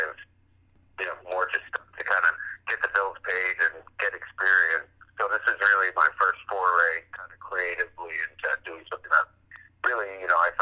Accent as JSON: {"language": "English", "area": "Westchester", "region": "New York", "country": "United States", "tie": "born or raised there", "moved": "as an adult", "lives_now": "Los Angeles, United States", "said": "I was born in New York City, and then I grew up in Westchester"}